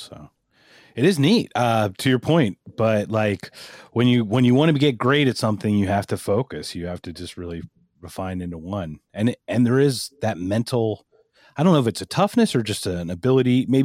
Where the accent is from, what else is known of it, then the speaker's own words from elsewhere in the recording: East Coast, United States; I'm from the East Coast. We had four feet of ice.